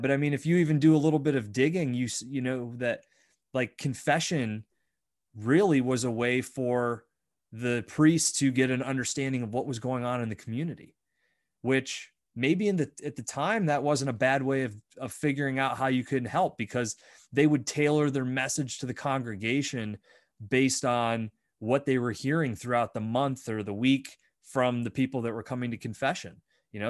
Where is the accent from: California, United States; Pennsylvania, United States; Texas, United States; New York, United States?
Pennsylvania, United States; Bradford; I grew up in Bradford. It's a very Roman Catholic town